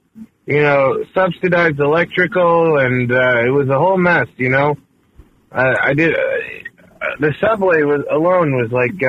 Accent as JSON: {"language": "English", "town": "New York City", "region": "New York", "country": "United States", "tie": "born or raised there", "moved": "yes", "said": "As a New Yorker born and raised"}